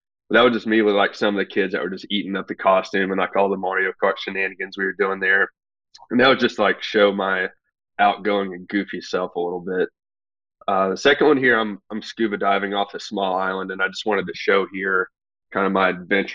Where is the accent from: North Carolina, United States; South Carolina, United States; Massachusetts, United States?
North Carolina, United States; Nashville; moved away as an adult; also born or lived in Charlotte, North Carolina; now in New York, United States; born and raised in Nashville, North Carolina